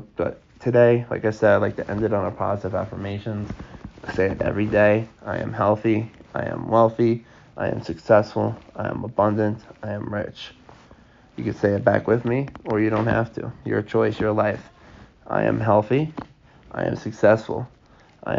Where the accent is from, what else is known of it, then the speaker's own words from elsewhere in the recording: Long Island, New York, United States; We're from Long Island